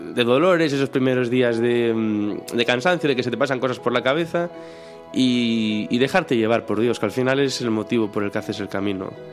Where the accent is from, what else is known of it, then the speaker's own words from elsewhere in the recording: Ribadeo, Galicia, Spain; moved away as an adult; now in Santiago de Compostela, Spain; soy de Ribadeo, que es un pueblo que está entre Galicia y Asturias, bueno, se nota por el acento, supongo